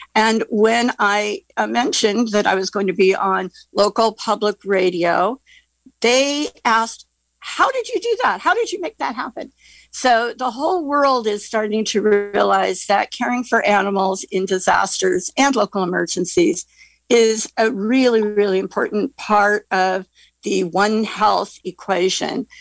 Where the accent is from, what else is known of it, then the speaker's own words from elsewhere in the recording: Central Sierras, California, United States; now in Glen Ellen, United States; I grew up in the Central Sierras